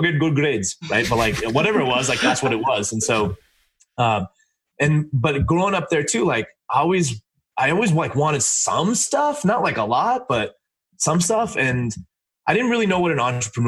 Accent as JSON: {"language": "English", "town": "Los Angeles", "region": "California", "country": "United States", "tie": "born or raised there", "said": "I grew up in LA in a motel, and I'm Indian"}